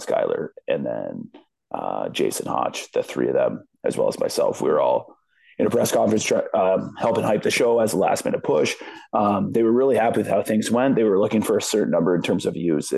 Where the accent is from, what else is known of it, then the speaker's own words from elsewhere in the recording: London, Ontario, Canada; my hometown of London